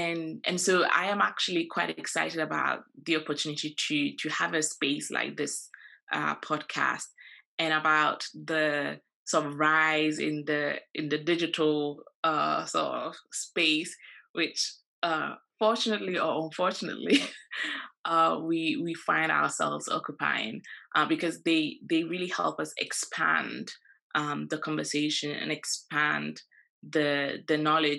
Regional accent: Ghana; you know, when I was in Ghana, I think I'm Ghanaian. I know I'm Ghanaian.

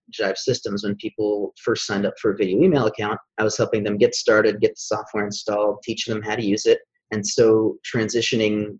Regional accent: Sarasota, Florida, United States; also born or lived in Orlando, Florida; I'm originally a Florida native. I was born in Sarasota, Florida

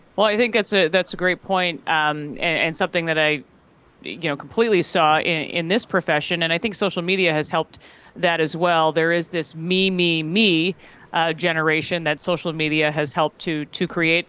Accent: Minnesota, United States; being a Midwesterner and, you know, Minnesota kid

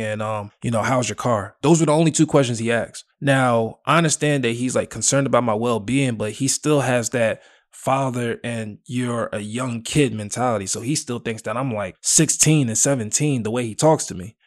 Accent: Willowbrook, United States; I'm from Willowbrook

